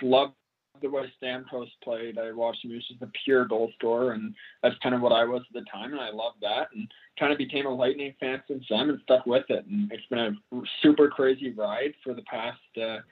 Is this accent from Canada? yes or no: yes; Canada; growing up in Canada